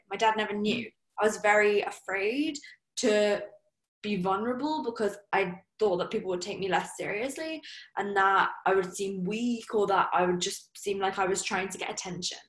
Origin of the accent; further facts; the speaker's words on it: Surrey, South East England, United Kingdom; I'm from Surrey. You know, my parents are probably like the most typical English people you could think of.